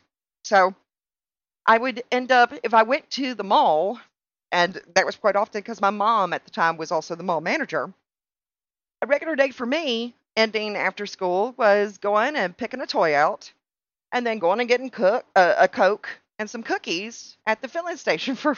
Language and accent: English; Alabama, United States; also born or lived in Natchez, Mississippi; we moved from Natchez to Alabama when I was going into the second grade.